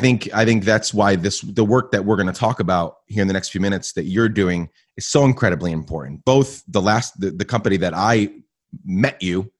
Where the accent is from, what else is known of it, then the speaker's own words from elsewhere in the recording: Guatemala; where I grew up in Guatemala. My parents were missionaries. And so I spent, you know, 9-10 years in Guatemala.